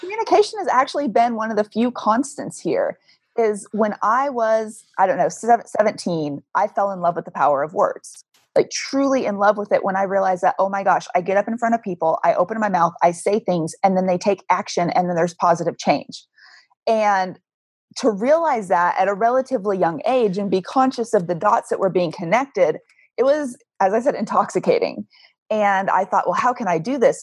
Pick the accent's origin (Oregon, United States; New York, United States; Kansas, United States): Kansas, United States; moved away as an adult; also born or lived in Arizona; I moved from Kansas to Arizona and realized that four years of high school Spanish in Kansas meant nothing